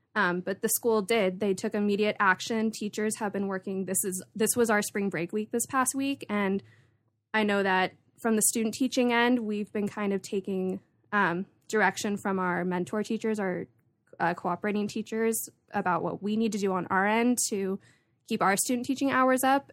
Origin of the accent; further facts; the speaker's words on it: Santa Barbara, California, United States; I was born and raised here in Santa Barbara